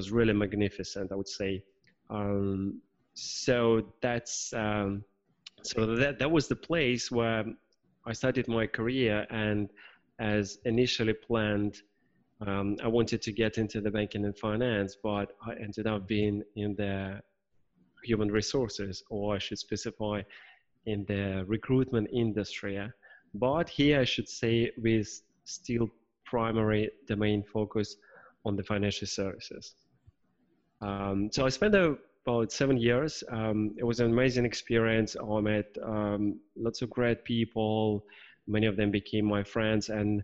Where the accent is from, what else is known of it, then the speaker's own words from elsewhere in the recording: Moscow, Russia; moved away as an adult; also born or lived in Singapore / Krakow, Poland; I'm originally from Russia, but I've lived abroad for quite a number of years. I'm currently based in Russia, in my hometown